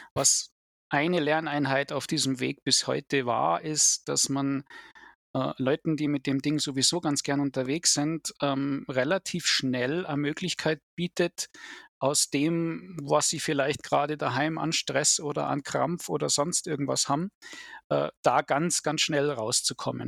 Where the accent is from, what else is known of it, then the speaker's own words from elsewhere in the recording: Germany; hier bei uns in Deutschland